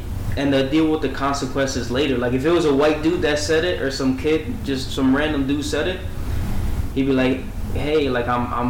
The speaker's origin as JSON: {"language": "English", "region": "East Coast", "country": "United States", "tie": "born or raised there", "lives_now": "Tucson, United States", "said": "Like growing up in the East Coast, bro, I'm done with the fucking snow."}